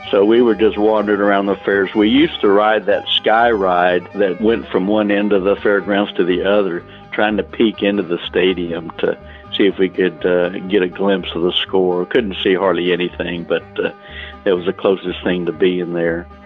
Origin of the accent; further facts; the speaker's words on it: Taylor, Texas, United States; I was born in Taylor, Texas, which is uh, about 45 miles from here